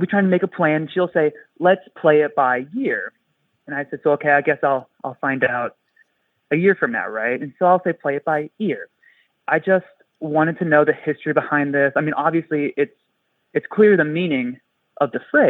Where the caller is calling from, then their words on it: Spokane, Washington, United States; I'm calling from Spokane